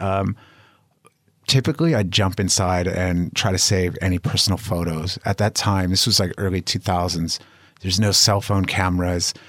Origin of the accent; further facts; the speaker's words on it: Los Angeles, California, United States; moved away as an adult; now in Spain; I'm from the U S, um, I'm from Los Angeles, but I'm living in Spain now